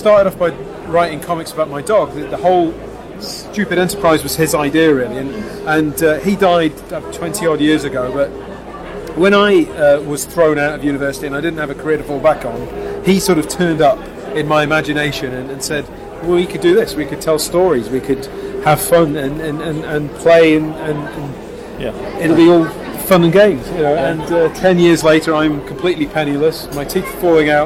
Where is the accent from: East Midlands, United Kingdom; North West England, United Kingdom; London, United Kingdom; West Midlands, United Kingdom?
West Midlands, United Kingdom; Telford; I'm actually from Telford